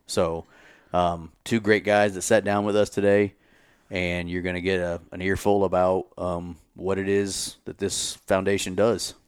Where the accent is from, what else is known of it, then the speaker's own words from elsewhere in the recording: Kansas City, United States; I grew up in the Kansas City area